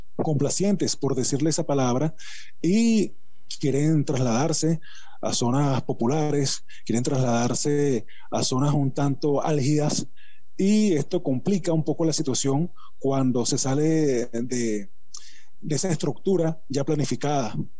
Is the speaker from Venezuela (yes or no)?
yes; Venezuela; mi país